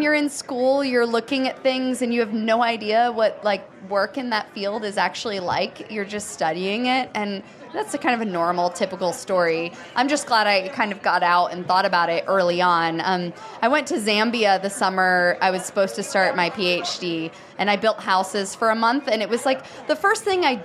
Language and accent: English; New Jersey, United States; also born or lived in Conway, South Carolina / Greenville, South Carolina; now in Asheville, United States; I was born in South Carolina, in Conway, actually, and lived in Greenville a little bit, moved up and grew up in New Jersey area